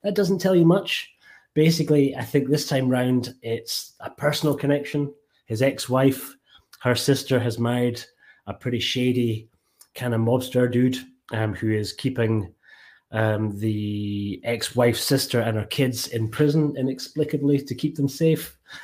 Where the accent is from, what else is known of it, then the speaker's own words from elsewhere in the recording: Scotland, United Kingdom; accent: Scottish; my Scottish accent